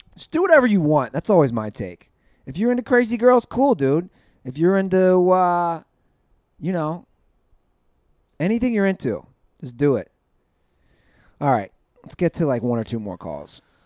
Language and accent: English; Cincinnati, Ohio, United States; my hometown of Cincinnati.